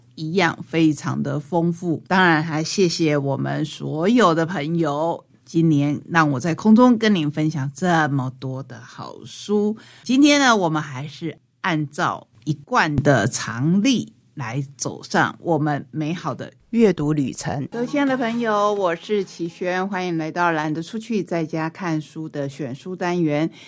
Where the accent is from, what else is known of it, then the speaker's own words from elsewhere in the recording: Taitung County, Taiwan; 我们台东人